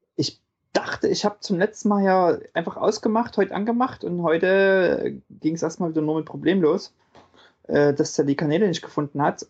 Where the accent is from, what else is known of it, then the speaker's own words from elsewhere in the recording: about 20 km from Leipzig, Saxony, Germany; ich komme ja sozusagen nicht ganz aus Leipzig